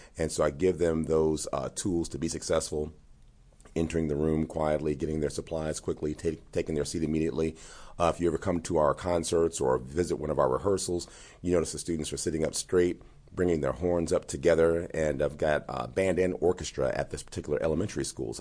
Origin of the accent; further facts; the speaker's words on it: Gary, Indiana, United States; growing up in Gary